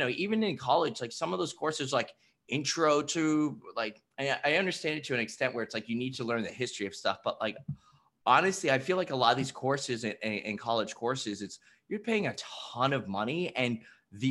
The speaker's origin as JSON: {"language": "English", "region": "New Jersey", "country": "United States", "tie": "born or raised there", "moved": "as an adult", "lives_now": "New York City, United States", "said": "Born in Jersey. So I grew up in Jersey, then went to Fordham University here in New York City"}